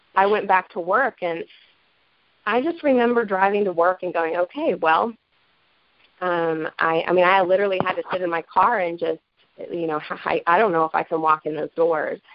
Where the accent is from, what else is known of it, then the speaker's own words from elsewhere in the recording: Asheville, North Carolina, United States; I'm from Asheville, North Carolina